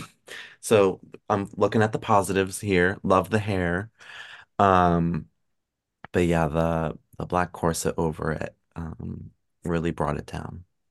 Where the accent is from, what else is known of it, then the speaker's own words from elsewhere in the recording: Pennsylvania, United States; I'm also from P A, like, I'm from Pennsylvania, so, like, not far, like, thirty minutes from Hershey